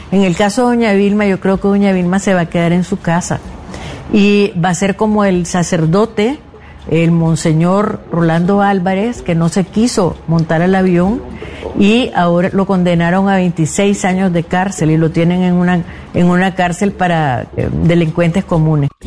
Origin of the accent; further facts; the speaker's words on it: Nicaragua; moved away as an adult; also born or lived in Managua, Nicaragua; now in Spain; soy una poeta nicaragüense